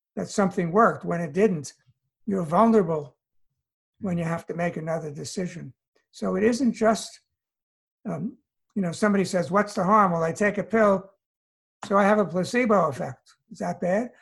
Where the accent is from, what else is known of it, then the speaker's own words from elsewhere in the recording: New York City, New York, United States; moved away as an adult; also born or lived in Allentown, Pennsylvania / California; now in North Carolina, United States; I I grew up in New York City.